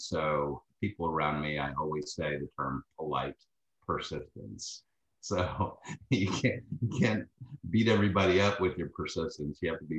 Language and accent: English; Texas, United States; from Texas.